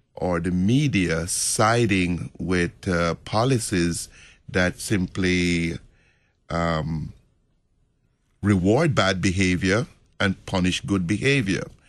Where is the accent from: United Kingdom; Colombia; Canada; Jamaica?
Jamaica; moved away; I'm from Jamaica